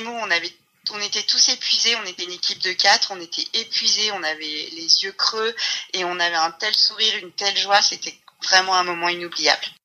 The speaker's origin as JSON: {"language": "French", "area": "Bourg-Saint-Maurice", "region": "Auvergne-Rhône-Alpes", "country": "France", "tie": "born or raised there", "said": "je suis née euh, à la montagne. Je suis née à Port-Saint-Maurice."}